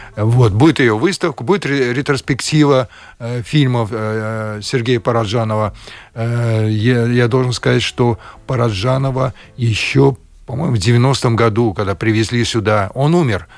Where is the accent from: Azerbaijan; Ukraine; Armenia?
Azerbaijan; Baku; moved away as an adult; now in Latvia; с моим детством, потом э, с молодыми годами. Это было связано э, с моим родным городом Баку